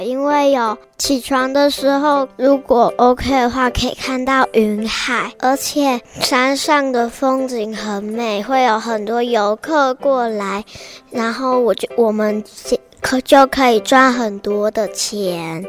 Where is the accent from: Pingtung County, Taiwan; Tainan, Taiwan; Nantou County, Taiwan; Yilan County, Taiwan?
Nantou County, Taiwan; Qingjing, Ren'ai Township; 我一岁来这边